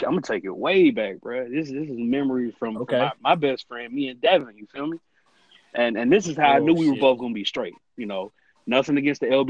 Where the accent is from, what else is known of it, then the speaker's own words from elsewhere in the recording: Atlanta, Georgia, United States; I'm from Atlanta.